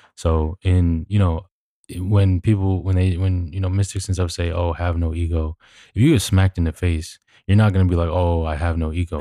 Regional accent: New York City, New York, United States; we grew up in New York, which is quite literally the, uh, New York City is the most diverse city on the planet

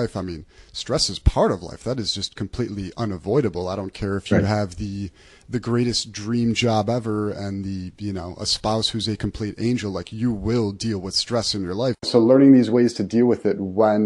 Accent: Buffalo, New York, United States; I'm from Buffalo, New York, and it's a very blue collar city

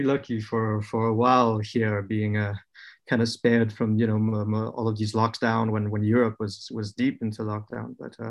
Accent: Vietnam; also born or lived in France; So I was born in France, but I would say raised in Vietnam.

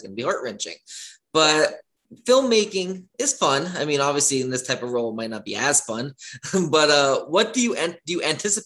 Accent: Pennsylvania, United States; now in Woodlawn, United States; I'm from Pennsylvania. I go home usually every other weekend.

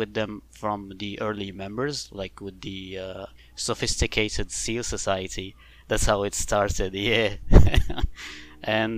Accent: Morocco; I'm actually from Morocco

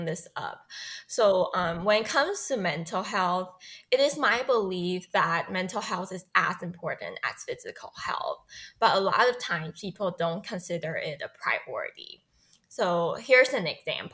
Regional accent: Taiwan; moved away as an adult; also born or lived in Hong Kong / England / Singapore / United States; I was born and raised in Taiwan

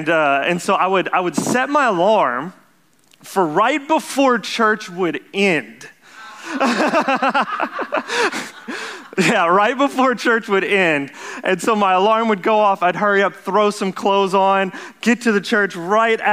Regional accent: Jennings, Louisiana, United States; also born or lived in Lafayette, Louisiana; I grew up here in Jennings. I don't know if you guys know that, but born in Lafayette, but raised here in Jennings my whole life.

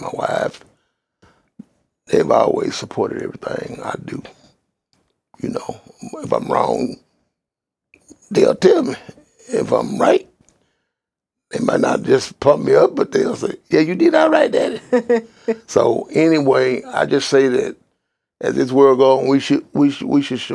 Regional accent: Texas, United States; I'm from the country, a country town. I'm from Carson County with you. They couldn't pronounce it. I said, if you go to Dallas, head to Houston, you go straight through it.

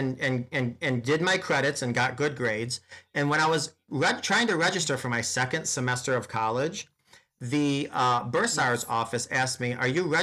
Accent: upstate New York, United States; I'm from Cow Tipping Town, way upstate New York

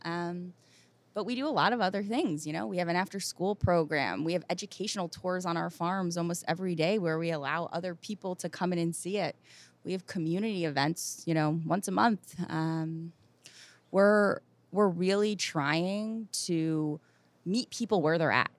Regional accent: New Jersey, United States; also born or lived in West Philadelphia; I grew up in New Jersey, very close to here

